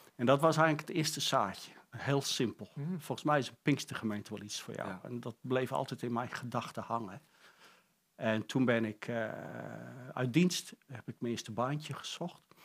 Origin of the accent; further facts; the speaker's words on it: Friesland, Netherlands; accent: light Frisian accent; moved away; ben geboren in een dorpje in Friesland.